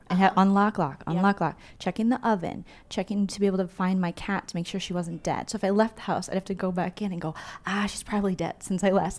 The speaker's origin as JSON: {"language": "English", "region": "Minnesota", "country": "United States", "said": "I'm from Minnesota"}